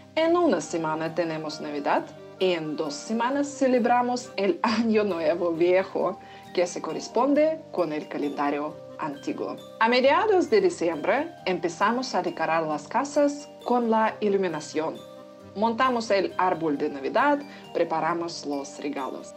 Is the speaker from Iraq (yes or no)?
yes; Kurdistan Region, Iraq; Spanish is a second language; moved away; Soy de Kurdistán, eh, una región autónoma en norte de Mesopotamia